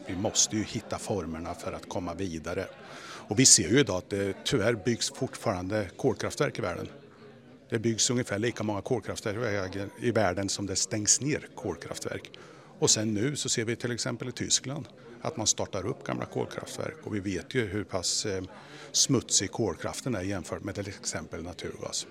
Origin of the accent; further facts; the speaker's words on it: Sweden; som svensk och agera i en global koncern